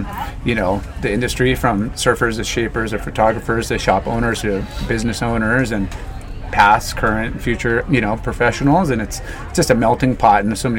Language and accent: English; Ventura, California, United States; especially when you're growing up in California, where it's, especially Ventura, doesn't get very warm, like, it's pretty chilly